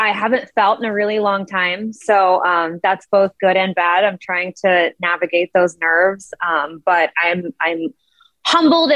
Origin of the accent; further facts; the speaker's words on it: Columbus, Ohio, United States; when AEW came to my hometown